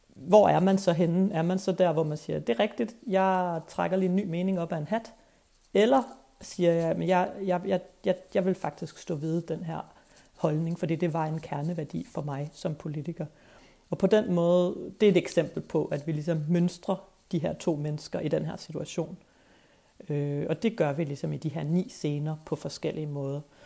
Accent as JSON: {"language": "Danish", "town": "Skive", "region": "Central Denmark Region", "country": "Denmark", "tie": "born or raised there", "also_born_or_lived": "Copenhagen", "moved": "as an adult", "said": "jeg kommer fra Jylland. Jeg er vokset op i Skive"}